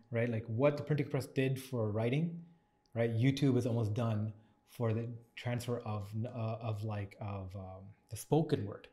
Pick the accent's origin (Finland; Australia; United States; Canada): Canada; Toronto, Ontario; I grew up in Scarborough